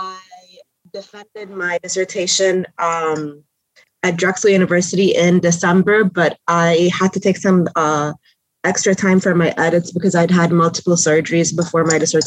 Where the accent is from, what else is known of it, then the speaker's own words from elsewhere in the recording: Egypt; moved away as an adult; now in United States; I'm originally from Egypt.